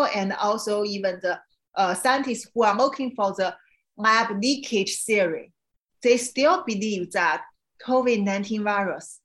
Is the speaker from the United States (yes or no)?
no; China; moved away; I understand China because I grew up in China.